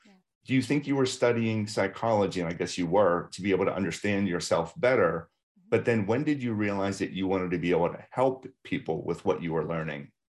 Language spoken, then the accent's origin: English; Baltimore, Maryland, United States; I need to continue to travel internationally because I grew up in Baltimore.